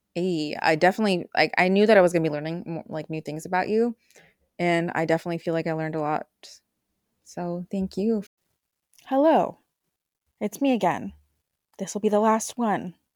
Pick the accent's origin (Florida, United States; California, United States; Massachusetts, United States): California, United States; Bay Area; also born or lived in Idaho / Mexico; I grew up in California, Bay Area